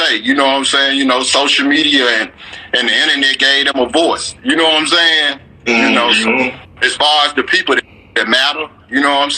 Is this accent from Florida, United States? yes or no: no; Memphis, Tennessee, United States; growing up in Orange Mound